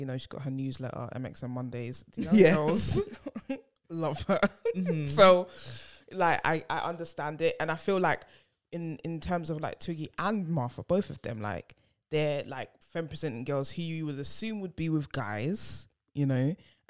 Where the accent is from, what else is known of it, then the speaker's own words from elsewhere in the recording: London, United Kingdom; being from Hackney, being Ghanaian